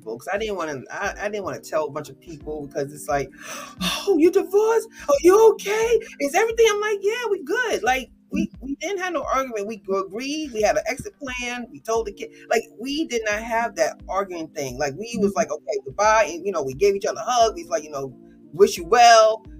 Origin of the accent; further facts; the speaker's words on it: New Jersey, United States; now in North Carolina, United States; we're both from Jersey though. We're both Jersey girls.